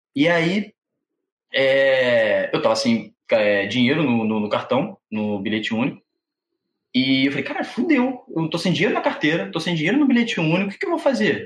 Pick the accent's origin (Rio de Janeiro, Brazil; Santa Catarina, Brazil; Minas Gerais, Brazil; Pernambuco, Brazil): Rio de Janeiro, Brazil; Sou carioca da gema